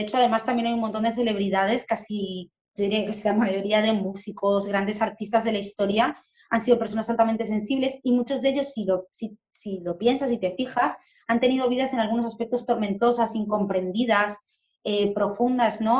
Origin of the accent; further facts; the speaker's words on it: Argentina; now in Spain; Soy argentina, vivo en España